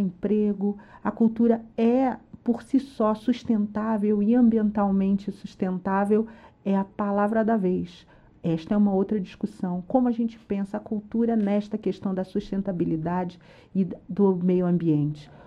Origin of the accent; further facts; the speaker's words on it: Brazil; nós somos brasileiros orgulhosos de onde a gente está.